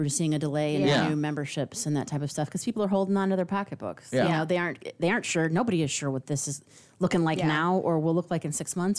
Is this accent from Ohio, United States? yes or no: yes; Cleveland, Ohio, United States; now in Texas, United States; I'm from Cleveland